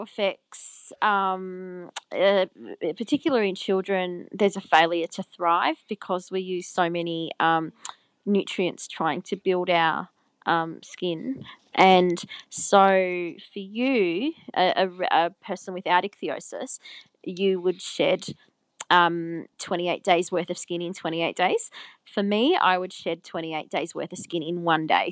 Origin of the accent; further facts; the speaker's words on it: Albury-Wodonga, Australia; I grew up in Albury Wodonga, which is on the border of New South Wales and Victoria